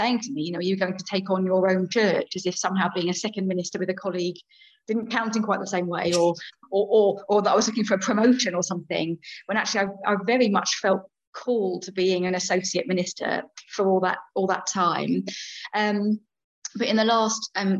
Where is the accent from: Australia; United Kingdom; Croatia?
United Kingdom; Chichester, South East England; moved away as an adult; also born or lived in London; back to my hometown, really. I grew up around here.